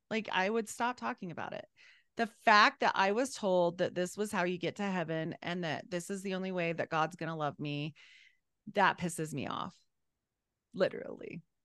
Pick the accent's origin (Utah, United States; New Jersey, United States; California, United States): Utah, United States; also born or lived in Idaho; We moved away from Idaho and back to Utah